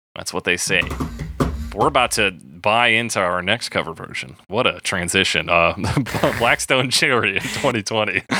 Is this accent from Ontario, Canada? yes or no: no; Calgary, Alberta, Canada; I wasn't born in Calgary, but they just meant I was born in, like, the Foothills Hospital